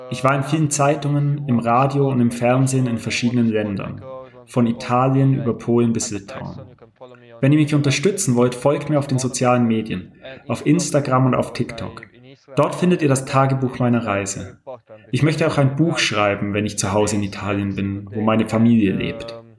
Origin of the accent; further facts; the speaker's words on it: Russia; born there; Ich bin 18 Jahre alt und ich bin in Russland geboren.